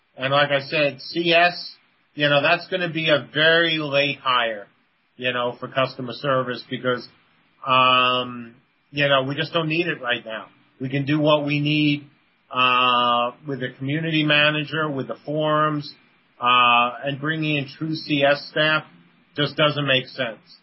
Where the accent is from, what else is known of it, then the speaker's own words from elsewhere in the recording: New York City, New York, United States; moved away as an adult; now in Virginia, United States; I'm from the Bronx.